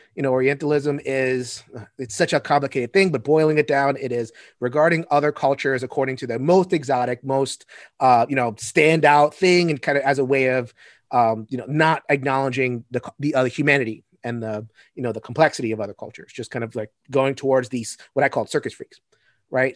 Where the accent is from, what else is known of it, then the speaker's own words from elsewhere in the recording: New York, United States; I come from New York. We have five boroughs